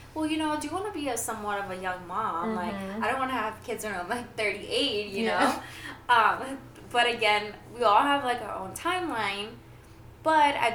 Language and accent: English; Greece; now in United States; I grew up in Greece